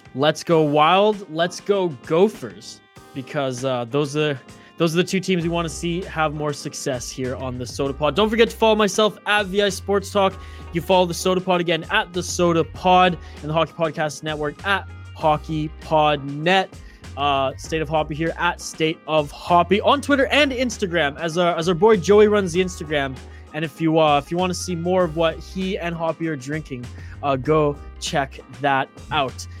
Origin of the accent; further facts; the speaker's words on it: Northern British Columbia, Canada; I grew up in Northern British Columbia.